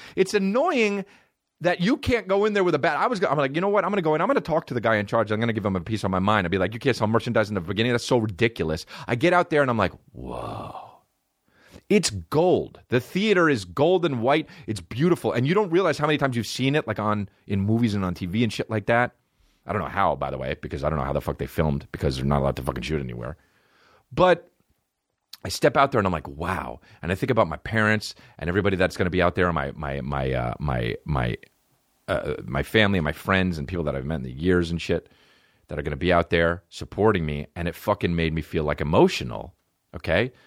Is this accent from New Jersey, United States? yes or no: yes; New Jersey, United States; I'm from New Jersey